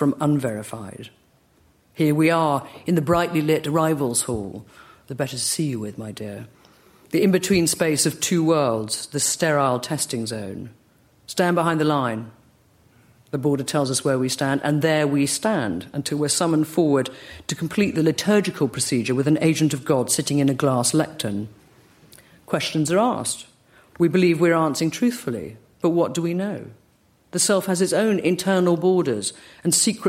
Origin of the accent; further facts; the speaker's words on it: United Kingdom; accent: British; my British accent